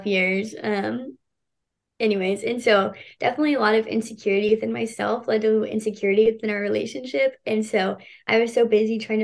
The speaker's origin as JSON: {"language": "English", "town": "Houston", "region": "Texas", "country": "United States", "tie": "born or raised there", "said": "I grew up in Houston too my whole life"}